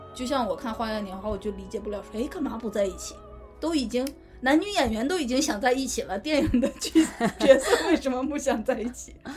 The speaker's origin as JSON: {"language": "Chinese", "country": "China", "said": "新型的，新时代的中国人"}